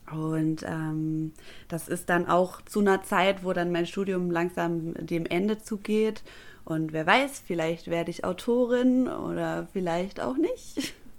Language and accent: German; Stuttgart, Baden-Württemberg, Germany; moved away as an adult; now in Bremerhaven, Germany; ich bin Stuttgarterin. Das werde ich auch für immer bleiben